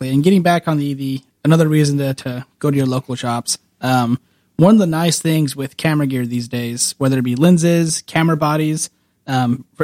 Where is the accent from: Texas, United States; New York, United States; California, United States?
California, United States; Woodlake; I grew up in Woodlake.